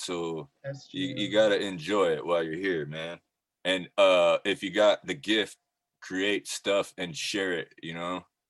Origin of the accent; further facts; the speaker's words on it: Nez Perce reservation, Idaho, United States; because I'm Native American, I'm Nez Perce, I grew up on my reservation in Idaho